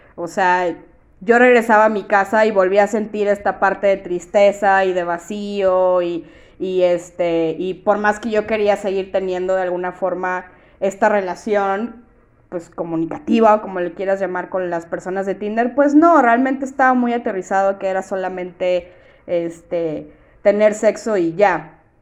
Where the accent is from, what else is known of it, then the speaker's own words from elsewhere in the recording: Monterrey, Nuevo León, Mexico; yo vivo en Monterrey, yo soy de Monterrey